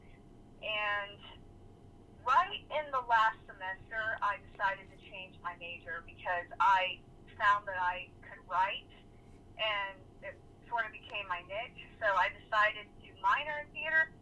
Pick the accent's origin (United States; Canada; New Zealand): United States; West Palm Beach, Florida; I am originally a West Palm Beach native. I grew up in South Florida